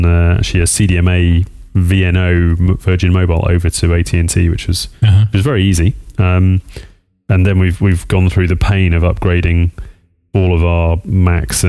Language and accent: English; United Kingdom; accent: UK English; now in United States; I'm UK English